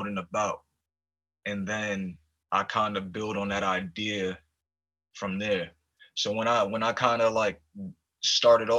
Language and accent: English; New York City, New York, United States; also born or lived in Poconos, Pennsylvania; now in Seattle, United States; I grew up in East Harlem